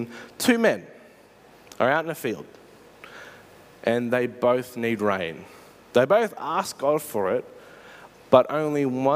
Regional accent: Australia; I'm pretty sure I'm Australian

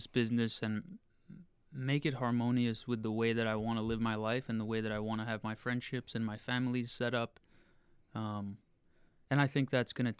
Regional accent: Torrington, Connecticut, United States; now in New York City, United States; I grew up in a town of 30,000 people in Connecticut called Torrington

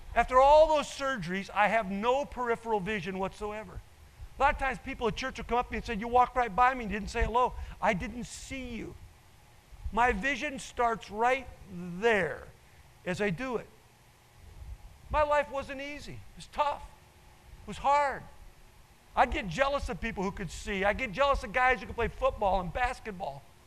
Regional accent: Nebraska, United States; I grew up in Nebraska, and so I'm a cornhusker

